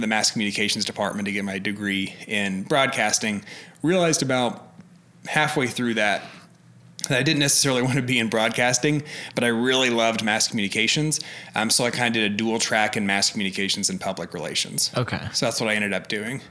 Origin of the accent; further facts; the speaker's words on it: Alva, Oklahoma, United States; moved away; Oklahoma, small town in northwest